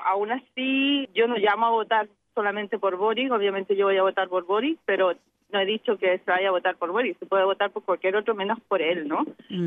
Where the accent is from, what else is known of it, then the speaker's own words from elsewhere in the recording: Chile; como chilenos